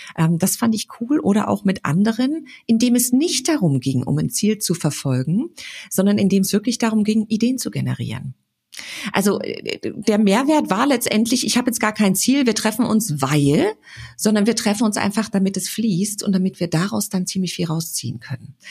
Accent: Frankfurt, Hesse, Germany; ich komme ja aus Frankfurt

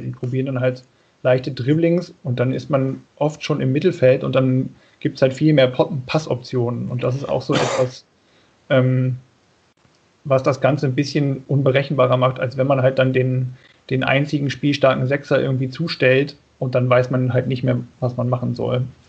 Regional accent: Lower Saxony, Germany; now in Bonn, Germany; ich komme eigentlich aus Niedersachsen.

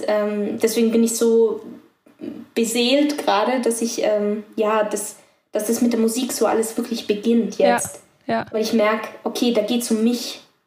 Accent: Tyrol, Austria; weil ich bin in Tirol aufgewachsen bei meiner Oma

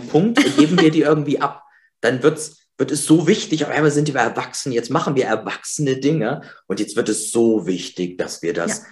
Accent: East Germany, Germany; ich bin im Osten geboren.

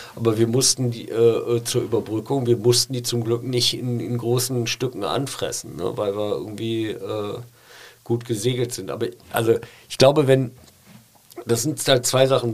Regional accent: Pulheim, North Rhine-Westphalia, Germany; moved away as an adult; also born or lived in Cologne / Berlin; Ja, weil ich Kölner bin. Also ich, ich komme aus Nippes, ich äh, äh weil die Familie kommt aus Nips. Ich bin ja in Stommeln groß geworden

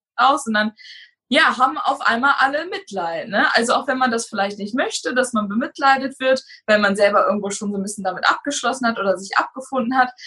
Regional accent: Hanover, Lower Saxony, Germany; moved away as an adult; now in Kreiswarndorf, Germany; Ich komme gebürtig aus Raum Hannover und bin zu meinem jetzigen Freund gezogen

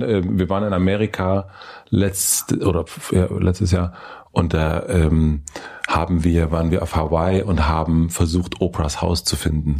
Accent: East Germany, Germany; ich bin in Ostdeutschland aufgewachsen

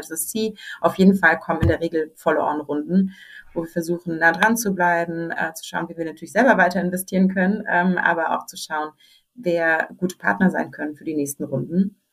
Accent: Berlin, Germany; moved away as an adult; ich wollte zurück nach Berlin. Äh, ich komme tatsächlich ursprünglich aus Berlin

